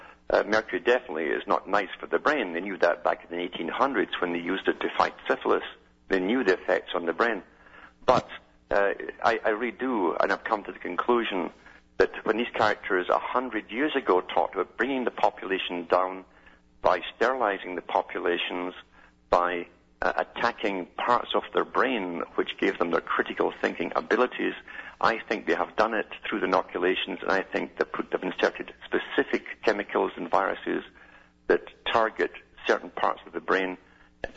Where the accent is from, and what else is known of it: Scotland, United Kingdom